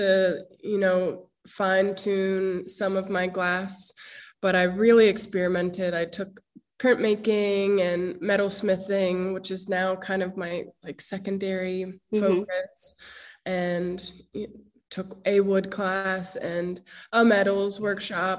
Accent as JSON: {"language": "English", "town": "Harrisburg", "region": "Pennsylvania", "country": "United States", "tie": "born or raised there", "said": "I grew up in Harrisburg, Pennsylvania, which is the capital"}